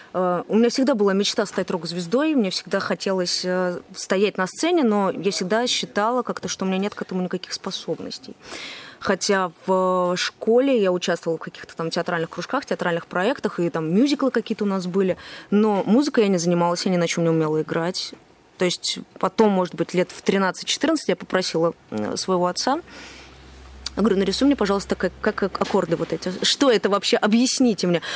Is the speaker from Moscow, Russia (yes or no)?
yes; Moscow, Russia; moved away as an adult; now in Saint Petersburg, Russia; Я вообще сама из Москвы.